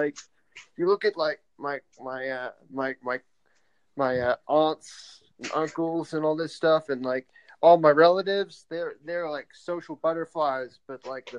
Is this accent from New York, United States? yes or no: yes; New York, United States; moved away as an adult; now in Washington D.C., United States; Originally from New York, but I transplanted like 10 years ago or something, like a million years ago.